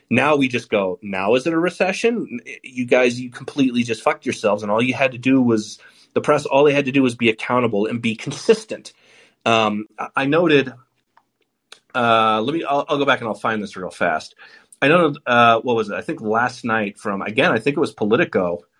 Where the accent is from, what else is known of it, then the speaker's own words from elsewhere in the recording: United States; I'm American.